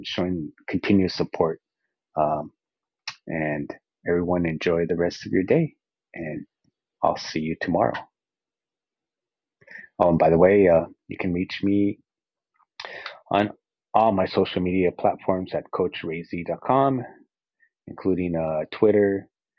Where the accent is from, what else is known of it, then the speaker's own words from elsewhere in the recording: Azusa, California, United States; Azusa, my hometown